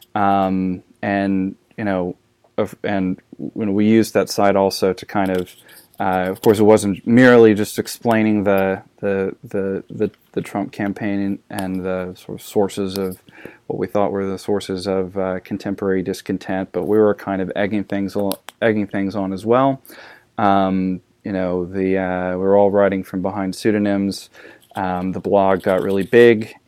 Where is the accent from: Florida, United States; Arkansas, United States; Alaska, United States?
Arkansas, United States; also born or lived in Saint Louis, Missouri / South Carolina; now in Texas, United States; I was born in, uh, Saint Louis, Missouri. Uh, I grew up in Arkansas and, uh, South Carolina